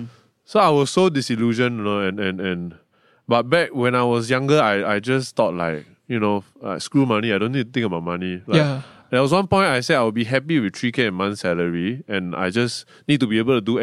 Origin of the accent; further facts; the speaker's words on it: Malaysia; I'm Malaysian.